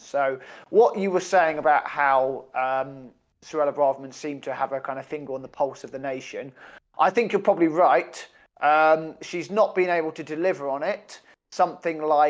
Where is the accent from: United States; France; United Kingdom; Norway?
United Kingdom; We're British